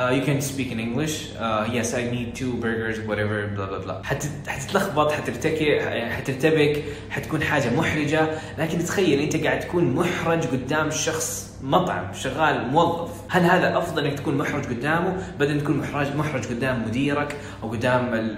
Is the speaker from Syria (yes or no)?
no; Saudi Arabia; وانا ما طلعت من السعوديه ولا في السعوديه وفي ثالثه ثانوي